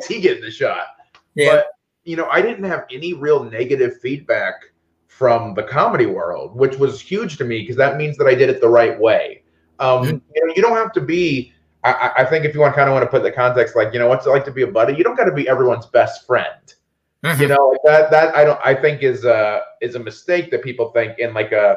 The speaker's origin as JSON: {"language": "English", "region": "Northwest Indiana", "country": "United States", "tie": "born or raised there", "said": "My hometown was maybe 3,000 people, little town in Northwest Indiana."}